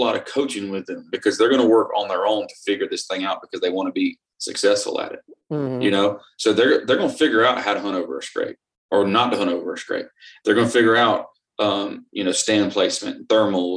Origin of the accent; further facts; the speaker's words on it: Florida, United States; growing up in Florida